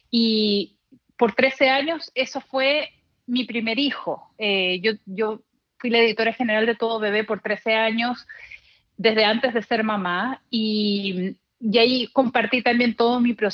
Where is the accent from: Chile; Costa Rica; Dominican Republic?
Chile; also born or lived in El Paso, United States / Miami, United States; Yo desde que me acuerdo soy bilingüe porque en El Paso, que fue donde nací, mis padres hablaban en español en la casa, de ahí nos mudamos a Miami y mis padres, que son chilenos, querían regresar a Chile. Y en Chile fui a un colegio americano